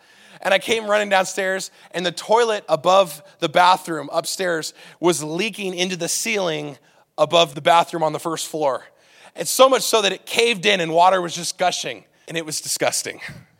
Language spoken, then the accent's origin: English; California, United States; I came from California. All right, and in California, people drive a little crazy.